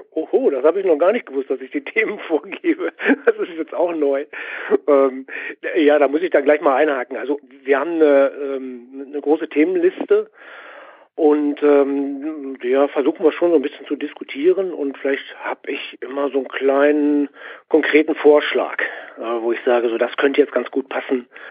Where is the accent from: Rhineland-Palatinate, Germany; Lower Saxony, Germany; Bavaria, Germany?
Lower Saxony, Germany; Göttingen; also born or lived in Dortmund; Ich bin in Dortmund geboren, mein Papa ist Borusse gewesen. Der hat mich mitgenommen noch in die alte Rote Erde. Dann kam aber der Umzug nach Göttingen.